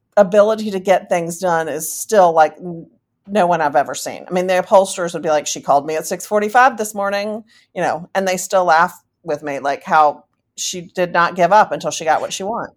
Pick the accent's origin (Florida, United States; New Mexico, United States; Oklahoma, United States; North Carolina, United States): North Carolina, United States; Charlotte; I am from Charlotte, North Carolina. I was born and raised here, moved away for a little bit, and came back